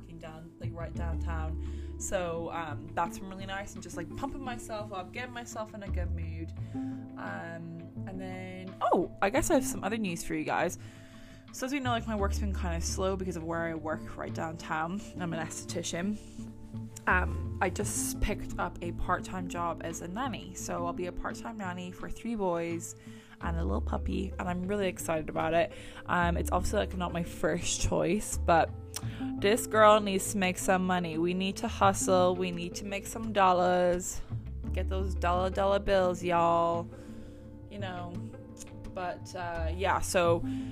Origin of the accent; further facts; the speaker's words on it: Ireland; now in Canada; I'm an Irish immigrant